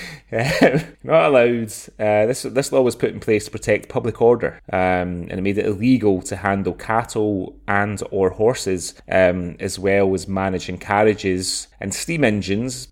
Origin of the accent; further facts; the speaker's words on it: Scotland, United Kingdom; moved away as an adult; also born or lived in Dubai; for being Scottish